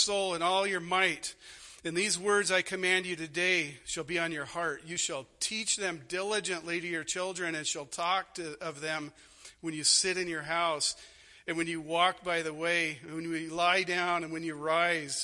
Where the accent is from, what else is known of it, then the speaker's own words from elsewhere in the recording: Arizona, United States; moved away; I grew up in Arizona.